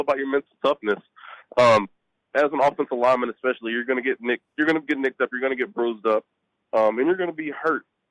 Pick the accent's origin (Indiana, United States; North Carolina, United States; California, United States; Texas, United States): Texas, United States; Lufkin; I was just back in my hometown of Lufkin, Texas